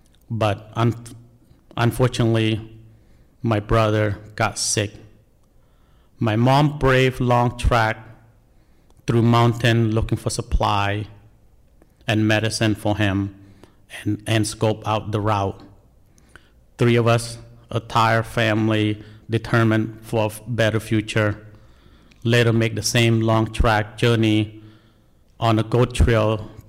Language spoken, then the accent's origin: English; Des Moines, Iowa, United States; English is a second language; also born or lived in Cambodia; People in training always ask me where I'm from, expect me to say Cambodia. I'm from Iowa, Des Moines, my home.